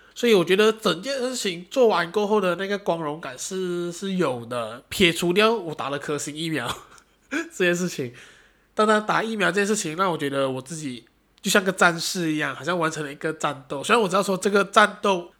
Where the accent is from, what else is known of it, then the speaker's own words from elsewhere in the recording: Malaysia; 不，我还是马来西亚人